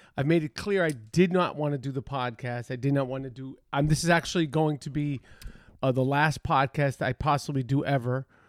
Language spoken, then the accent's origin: English; New York City, New York, United States; I'm from the east side, east, east, east side of Manhattan, super east.